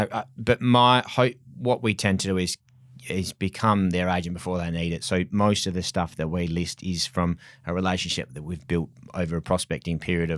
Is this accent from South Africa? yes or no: no; Mount Lawley, Western Australia, Australia; I was brought up in Mount Lawley, so totally different area.